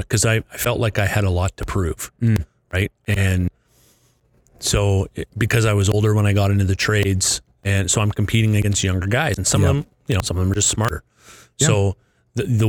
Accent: Canada; now in Victoria, Canada; we're in Arizona and we're Canadian

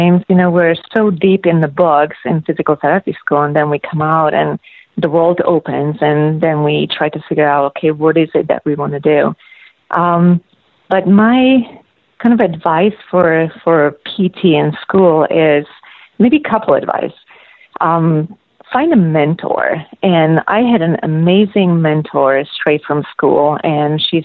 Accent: Slovakia; moved away as an adult; also born or lived in Anchorage, Alaska / Seattle / Texas; now in Alaska, United States; I'm originally from Slovakia, and I spent 5 years on the Czechoslovakian national team, and I was actually recruited from a university back home in Slovakia

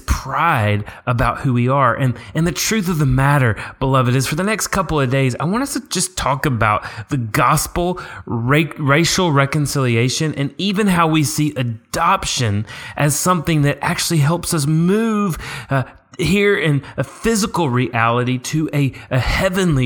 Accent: Tuscaloosa, Alabama, United States; growing up in Tuscaloosa, Alabama

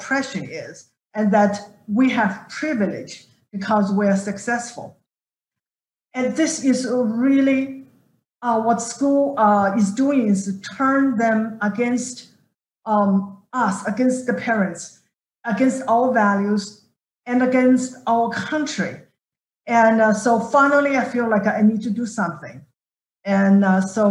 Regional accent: China; moved away as an adult; now in United States; growing up in China

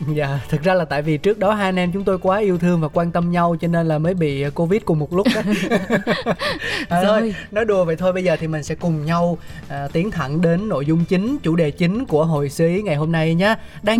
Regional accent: Ho Chi Minh City, Vietnam; hồi xưa mình ở quận thủ đức

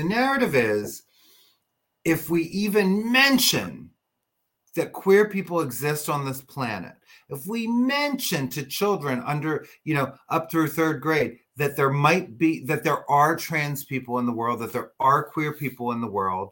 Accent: New Jersey, United States; where I grew up here in New Jersey was a small Republican town

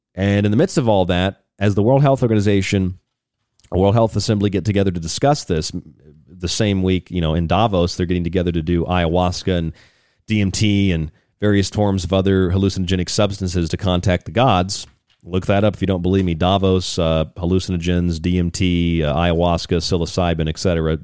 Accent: Florida, United States; when I was a kid, I grew up in Florida

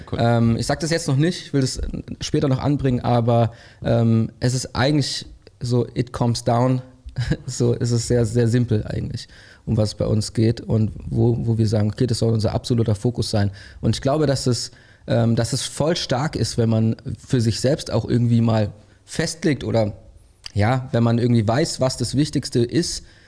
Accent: Germany; als Deutsche

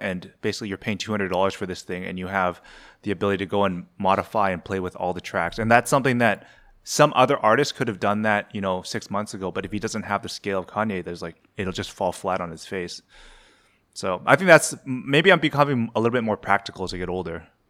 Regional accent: Canada; I was, I was born and raised in Ca-, Canada.

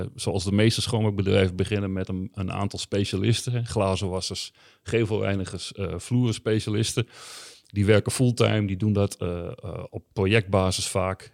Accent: Groningen, Netherlands; ik kom uit de Indische buurt

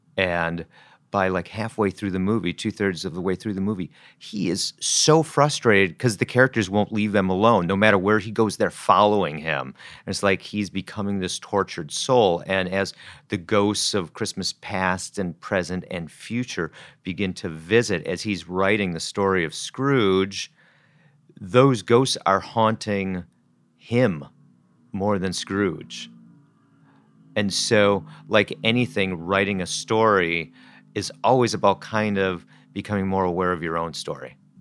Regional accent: Wisconsin, United States; I grew up in Wisconsin

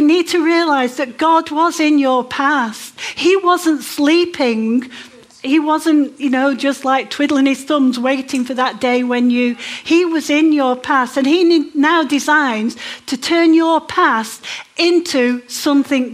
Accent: Manchester, North West England, United Kingdom; moved away as an adult; also born or lived in Democratic Republic of the Congo; But I grew up in Manchester.

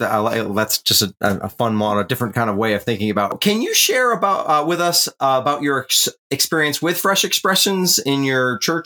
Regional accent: Northeast, United States; we went to seminary in the Northeast, and we grew up in the Northeast and felt very called geographically called to the Northeast as well.

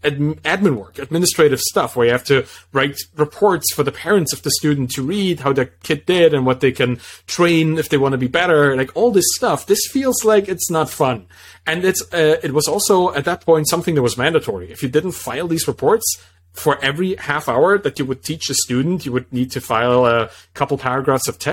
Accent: Dresden, Saxony, Germany; moved away as an adult; now in Berlin, Germany; Back then I was living in Dresden, which is my hometown, more in East Germany, former East Germany

